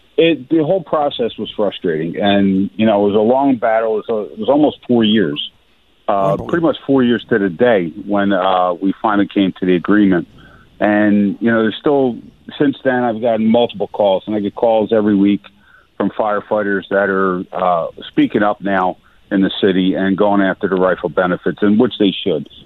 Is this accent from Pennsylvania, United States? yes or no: yes; Philadelphia, Pennsylvania, United States; I grew up in South Philly. I lived in South Philly.